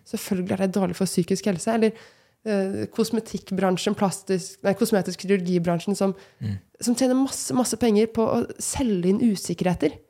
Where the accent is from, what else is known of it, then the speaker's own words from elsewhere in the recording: Moss, Østfold, Norway; Og jeg kommer jo personlig fra Moss, veldig glad i Moss